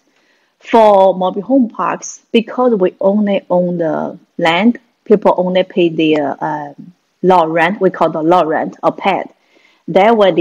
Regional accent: China; moved away as an adult; now in United States; I'm a Chinese. Actually, I come from China. 1993, moved from China to US to advance my education

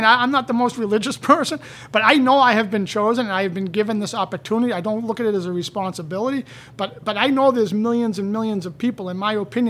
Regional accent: Canton, United States; I grew up in Canton, and everyone to this day, they say, oh, you know …, he opened up juice bars.

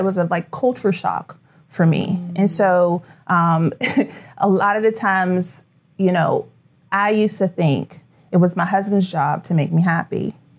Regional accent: Pittsburgh, Pennsylvania, United States; moved away; I'm originally from Pittsburgh, Pennsylvania.

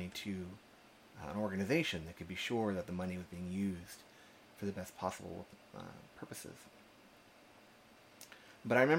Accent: Austin, Texas, United States; also born or lived in Berkeley, California; I'm from Austin, Texas

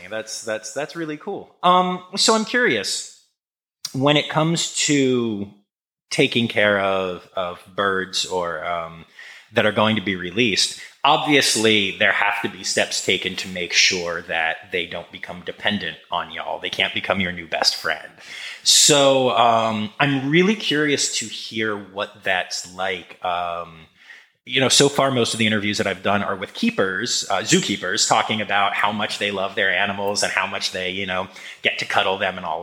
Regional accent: Harrisburg, Pennsylvania, United States; also born or lived in Philadelphia area, Pennsylvania; I'm, I'm from Pennsylvania. Oh, I, oh, nice. I grew up in the Harrisburg area, uh, graduated from Penn State, and, and live uh, outside of Philadelphia

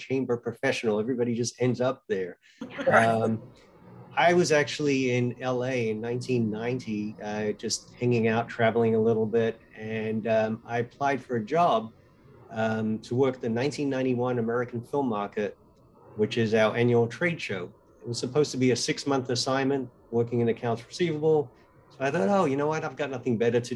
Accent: Melbourne, Victoria, Australia; moved away as an adult; also born or lived in Teaneck, New Jersey; now in United States; I was born in Teaneck, New Jersey, but at the age of 6, my family moved to Melbourne, Australia, where I grew up and went to school and went to college.

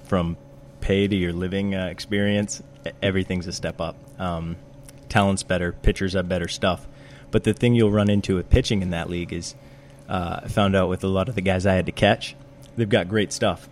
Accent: South Portland, Maine, United States; I grew up in uh, South Portland, Maine, and I've lived here for 26 years now.

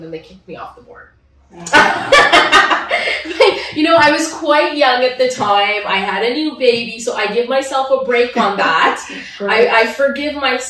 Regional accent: Ottawa, Ontario, Canada; also born or lived in Manitoba; now in Toronto, Canada; I was born in Ottawa and part of Ontario, and I'm back in Ontario now.

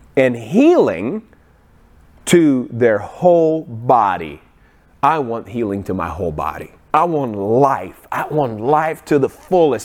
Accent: Ukraine; moved away; I grew up in Ukraine

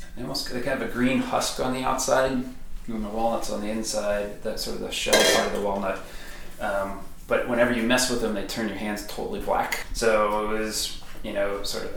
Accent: Baltimore, Maryland, United States; When I was growing up in Baltimore, so that's where my whole family was basically from

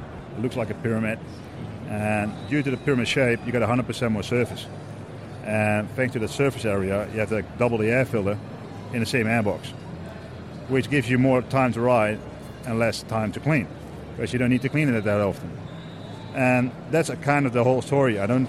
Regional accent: Netherlands; From the Netherlands.

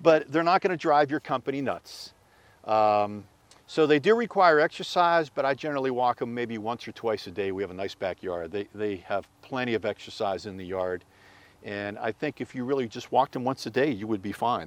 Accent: Pittsburgh, Pennsylvania, United States; moved away; I'm originally from Pittsburgh

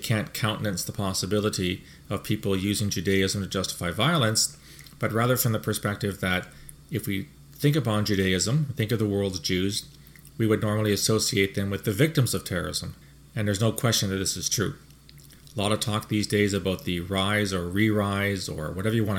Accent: Canada; Speaking as a Canadian

